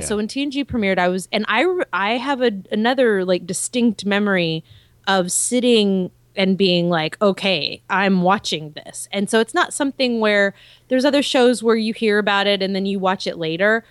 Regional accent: Texas, United States; I am a Texan

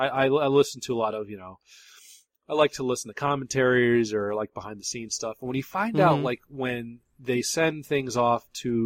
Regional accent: Florida, United States; I'm from Florida, and we have hurricanes

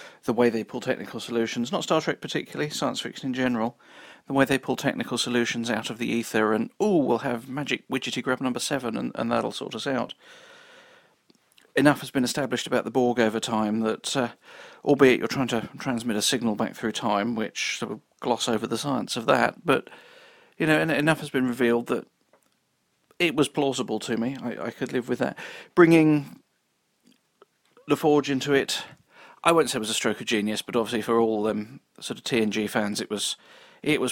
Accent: United Kingdom; I'm British and therefore, by definition, grew up on a diet of Doctor Who and time travel

